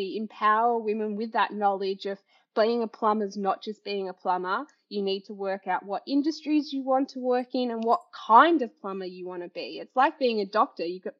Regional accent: Highlands, near Yea, Victoria, Australia; also born or lived in Melbourne; I went to Highlands Primary School, which was a tiny little country primary school for a little while

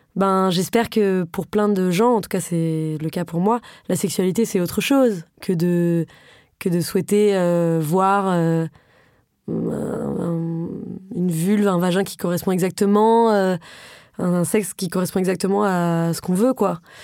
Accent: Paris, Île-de-France, France; J'ai grandi à Paris, j'ai fait des études euh, très privilégié

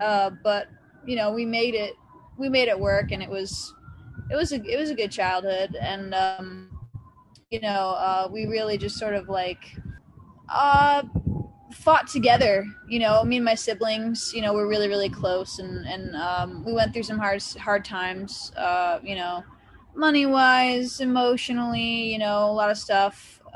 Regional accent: Massachusetts, United States; also born or lived in Connecticut; now in Nashville, United States; Well, I was born in Western Massachusetts, or actually in Connecticut. Yeah.

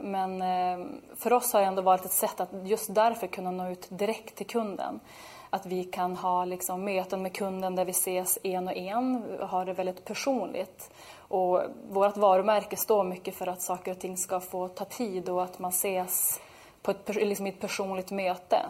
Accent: Norrland, Sweden; vi är där uppifrån, från Norrland

